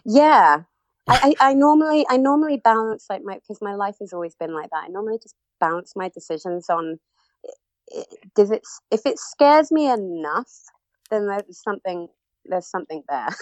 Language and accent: English; Cornwall, South West England, United Kingdom; moved away as an adult; also born or lived in Birmingham; I'm originally from Cornwall, um, and then I was actually um, living in Birmingham at the time.